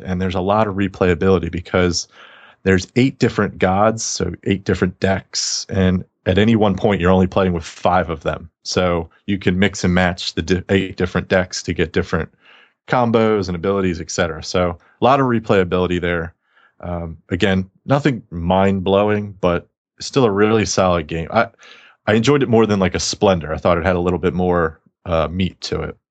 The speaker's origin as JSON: {"language": "English", "region": "the South", "country": "United States", "said": "I'm from the South"}